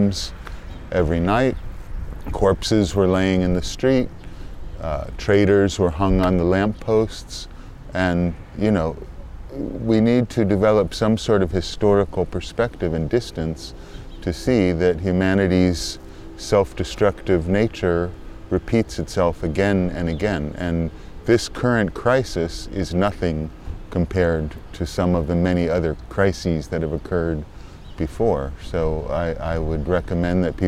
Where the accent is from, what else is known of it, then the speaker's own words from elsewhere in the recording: Los Angeles, California, United States; moved away as an adult; also born or lived in London; now in Berlin, Germany; California, Hollywood